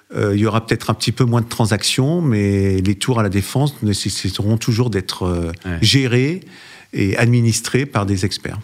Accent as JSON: {"language": "French", "town": "Lyon", "region": "Auvergne-Rhône-Alpes", "country": "France", "tie": "born or raised there", "also_born_or_lived": "Paris", "moved": "yes", "said": "je me suis installé au départ à Lyon d'ailleurs, puisque c'était ma ville natale"}